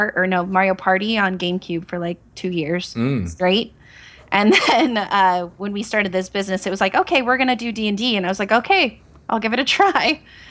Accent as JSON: {"language": "English", "town": "Bend", "region": "Oregon", "country": "United States", "moved": "as an adult", "lives_now": "Vancouver, United States", "said": "I'm from Bend, Oregon."}